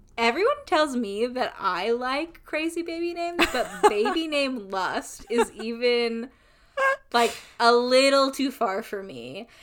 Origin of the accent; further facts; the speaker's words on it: United States; I am a white person from America